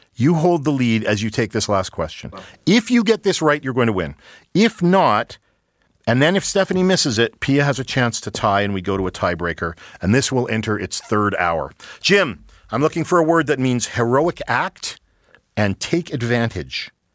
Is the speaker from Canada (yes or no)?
yes; Saskatchewan, Canada; we're all from Saskatchewan